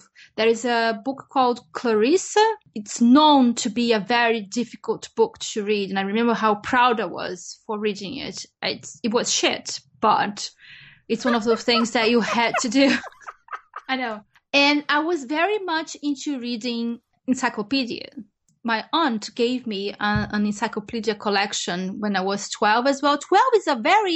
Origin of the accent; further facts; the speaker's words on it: Brazil; When I was growing up in Brazil